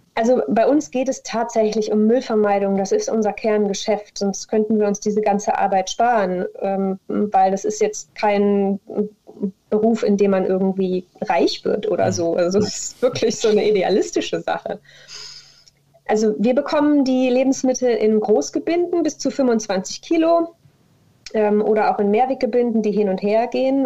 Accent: Mönchengladbach, North Rhine-Westphalia, Germany; moved away as an adult; also born or lived in Koblenz; now in Cologne, Germany; ich komme ursprünglich aus Mönchengladbach

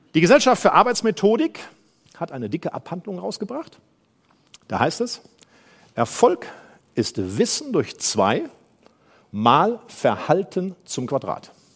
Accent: Germany; Ich komme aus dem Rheinland

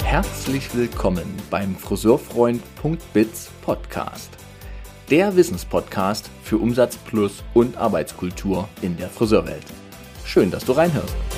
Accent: Dresden, Saxony, Germany; now in Leipzig, Germany; ich bin ja geborener Dresdner

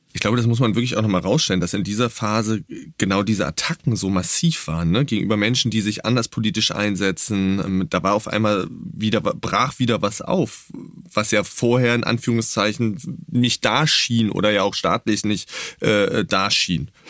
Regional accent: East Germany, Germany; ich bin ja in Ostdeutschland aufgewachsen

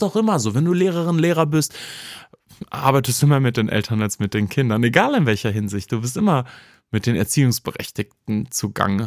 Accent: Cologne, North Rhine-Westphalia, Germany; ich bin im Ports groß geworden

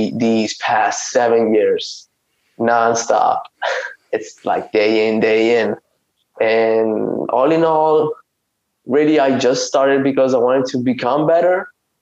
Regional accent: Italy; I'm from Italy. I've lived in Italy my whole life

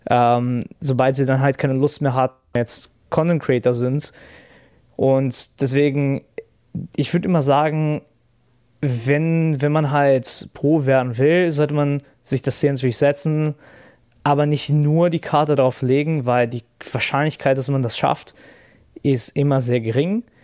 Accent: Brazil; German is a second language; now in Germany; ich komme ja auch aus Brasilien

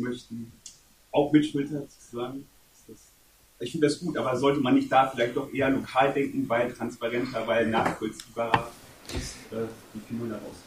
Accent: Afghanistan; now in Germany; ich komme aus Afghanistan

